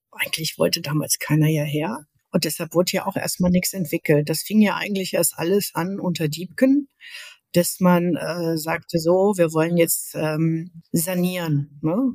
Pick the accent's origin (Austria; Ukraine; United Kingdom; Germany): Germany; Linnich, North Rhine-Westphalia; also born or lived in Jülich / Aachen; now in Berlin, Germany; Aufgewachsen bin ich in Linnig